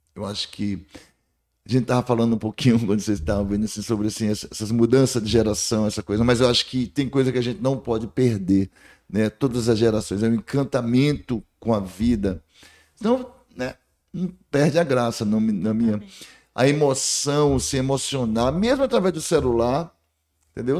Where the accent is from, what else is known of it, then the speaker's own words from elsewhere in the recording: Barreiras, Bahia, Brazil; also born or lived in Juazeiro, Bahia / Salvador, Bahia; Eu nasci em Juazeiro da Bahia, cheguei aqui com cinco anos, através de barca ali no Rio, aqui no Rio, Rio São Francisco